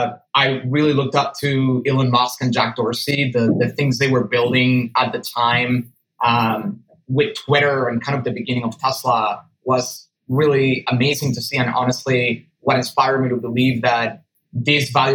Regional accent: Venezuela; moved away as an adult; also born or lived in United States; I was born and raised in Venezuela before moving to the US

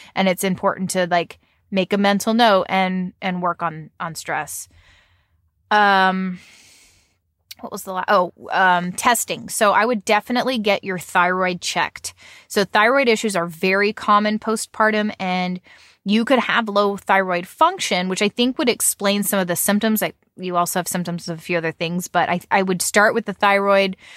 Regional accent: United States; I say Nan 'cause I'm American

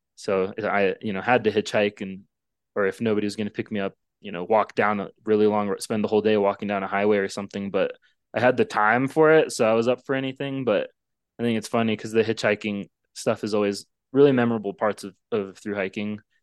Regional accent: Arizona, United States; I'm from Arizona, it's, like, I grew up seeing rattlesnakes

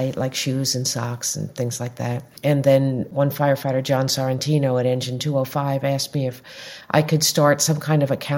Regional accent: Long Island, New York, United States; also born or lived in Greenwich Village, New York / Brooklyn, New York; I grew up on Long Island. I moved into Greenwich Village in the 70s, and then I moved over to Brooklyn

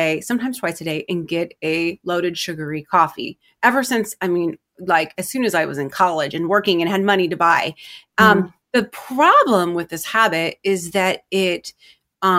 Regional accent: Milwaukie, Oregon, United States; I am from Milwaukee, Oregon

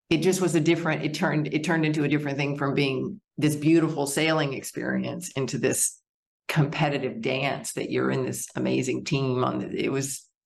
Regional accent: Wyoming, United States; also born or lived in Arkansas; I was born in Arkansas, and my father's business uh, moved us to Wyoming, where I developed a huge love and respect for nature and being outside

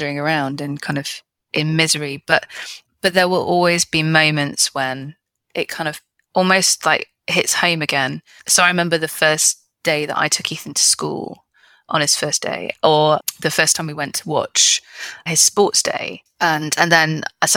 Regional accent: United Kingdom; I'm British

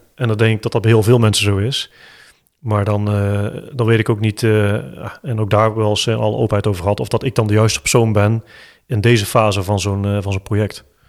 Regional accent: Eindhoven, North Brabant, Netherlands; accent: Eindhoven; als lokale Eindhovenaar, ja. jullie horen het aan mijn accent

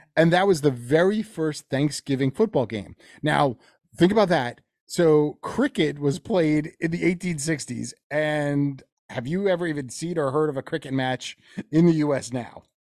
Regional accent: Teaneck, New Jersey, United States; my hometown, we would play, and that's in Teaneck, New Jersey

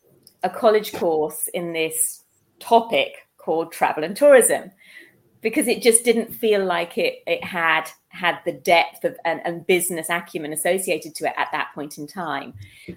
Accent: Netherlands; born there; I was born in Holland while my parents were over in the Netherlands on an assignment.

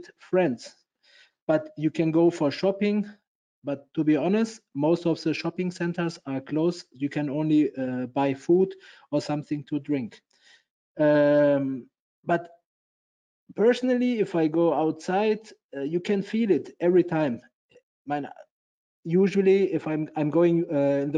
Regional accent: Hamburg, Germany; I'm from Hamburg

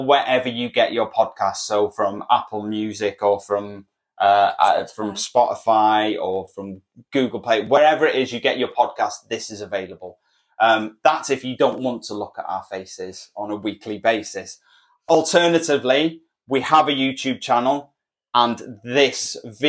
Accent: Wales, United Kingdom; We're Welsh

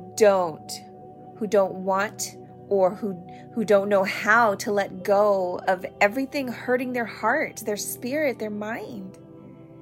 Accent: United States; as an American

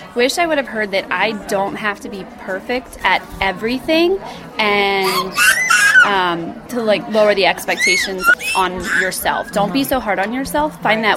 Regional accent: Greencastle, Pennsylvania, United States; I'm from Greencastle, Pennsylvania.

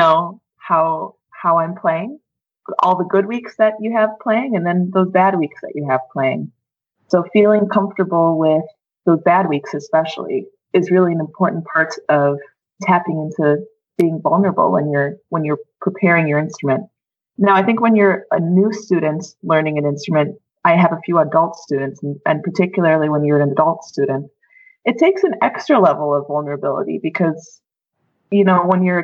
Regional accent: Minnesota, United States; moved away as an adult; also born or lived in Wisconsin; now in Edmonton, Canada; I'm an American. I grew up in Minnesota.

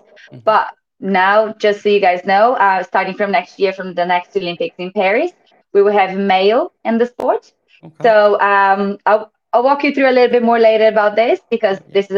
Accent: Brazil; now in Western Australia, Australia; I'm actually from Brazil

